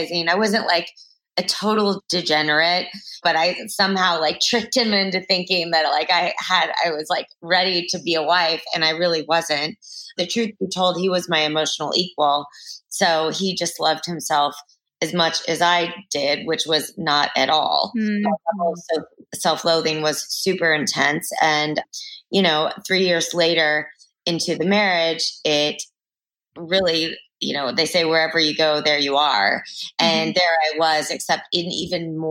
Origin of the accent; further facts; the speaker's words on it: Texas, United States; growing up in Texas